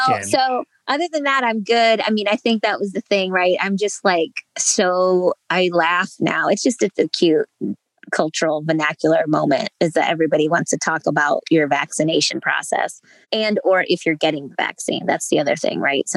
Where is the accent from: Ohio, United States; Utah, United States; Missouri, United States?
Ohio, United States; I'm from Ohio